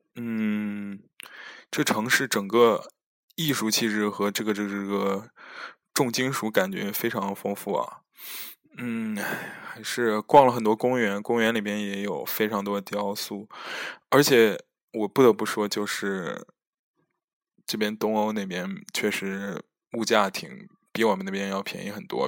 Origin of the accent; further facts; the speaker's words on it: China; 我们中国人还是喜欢吃热汤、热饭嘛